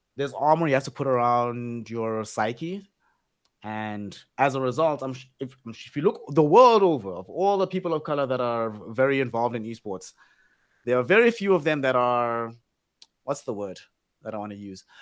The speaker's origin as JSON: {"language": "English", "country": "South Africa", "tie": "born or raised there", "said": "we've all grown up we're all South African"}